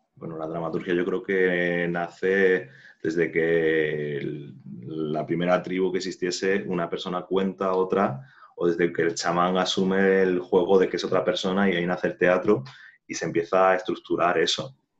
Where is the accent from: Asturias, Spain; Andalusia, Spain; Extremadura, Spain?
Andalusia, Spain; Jaén; yo soy de Jaén, de Andalucía